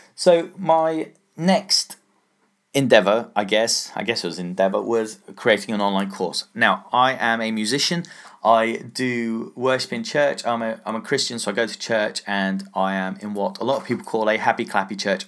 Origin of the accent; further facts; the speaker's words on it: England, United Kingdom; I'm English, so, uh, I say pound